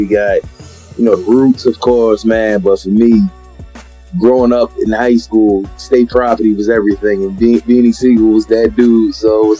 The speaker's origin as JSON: {"language": "English", "town": "Philadelphia", "region": "Pennsylvania", "country": "United States", "tie": "born or raised there", "said": "Philly was cool, man. I grew up, man, normal lifestyle, man. You know, I grew up in, I would say, more of a working class neighborhood."}